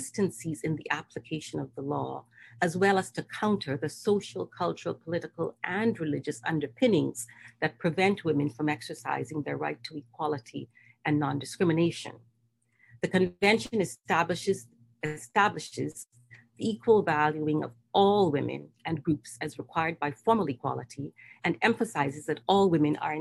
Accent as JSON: {"language": "English", "country": "Bahamas", "said": "I'm from the Bahamas, the Caribbean region, yes, the Bahamas"}